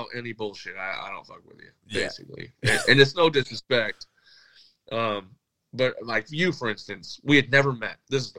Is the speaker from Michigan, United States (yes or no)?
yes; Michigan, United States; I'm from Michigan. Like, Detroit Red Wings, that's in our blood.